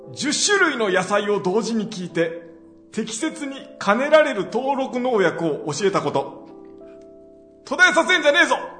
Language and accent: Japanese; Kansai, Japan; accent: Kansai dialect; 僕ら関西弁喋るから